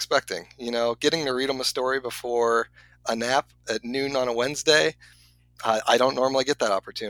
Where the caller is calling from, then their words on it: Ohio, United States; I am just north of Cincinnati, Ohio. I am in my basement.